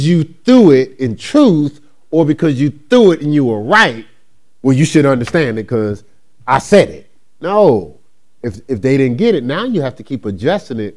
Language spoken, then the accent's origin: English; Newark, New Jersey, United States; when I grew up in Newark, New Jersey, in that culture, I was taught different